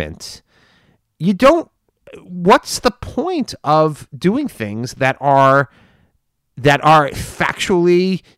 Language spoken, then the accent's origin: English; United States; as a Republican and an American, I would say that it's offensive to me